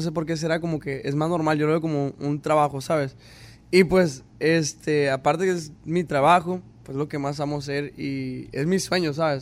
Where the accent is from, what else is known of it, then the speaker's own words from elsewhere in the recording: Caborca, Sonora, Mexico; soy de Caborca, Sonora, México. Y desde que nací, pues mi papá toca instrumentos